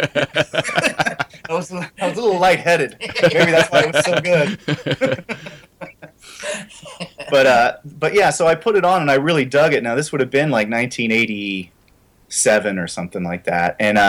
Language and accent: English; Illinois, United States; I grew up in Illinois, and if you're not a Cheap Trick fan in Illinois, the angry villagers with torches come and run into Missouri.